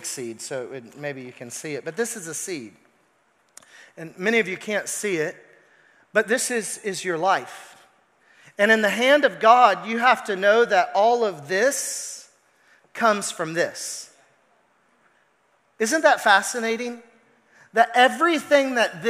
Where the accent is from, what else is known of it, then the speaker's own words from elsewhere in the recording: Arkansas, United States; I'm from Arkansas